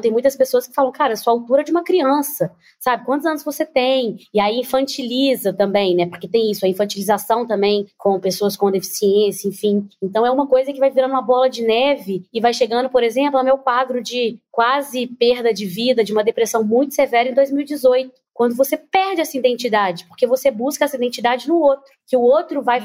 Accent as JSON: {"language": "Portuguese", "town": "Nova Lima", "region": "Minas Gerais", "country": "Brazil", "said": "Eu sou mineira, venho de Nova Lima"}